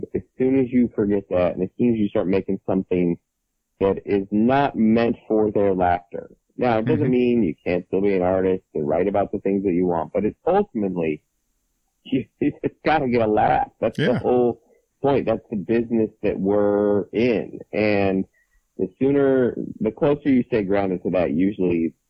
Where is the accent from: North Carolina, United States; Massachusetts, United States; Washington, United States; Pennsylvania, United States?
Washington, United States; Seattle; moved away as an adult; now in San Diego, United States; I was raised in Seattle for the first 27 years there, and now I live in San Diego